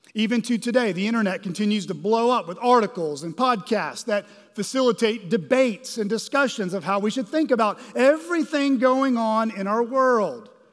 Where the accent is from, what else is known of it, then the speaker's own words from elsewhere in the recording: Arkansas, United States; we're from Arkansas, or many of us live in Arkansas